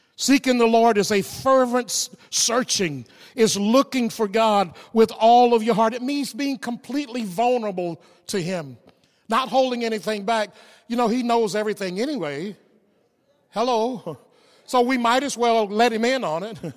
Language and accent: English; the South, United States; growing up in the South